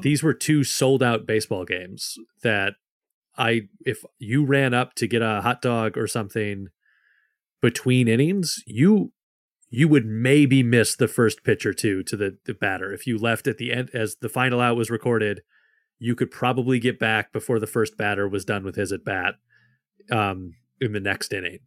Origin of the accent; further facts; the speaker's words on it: Michigan, United States; I grew up in Michigan. I grew up about in a, a little over an hour from Detroit